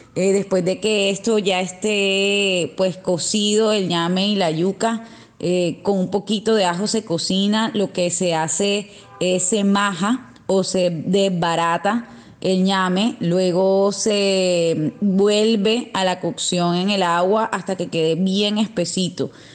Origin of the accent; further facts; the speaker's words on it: Barranquilla, Atlántico, Colombia; nuestra patria chiquita que es el Atlántico y Barranquilla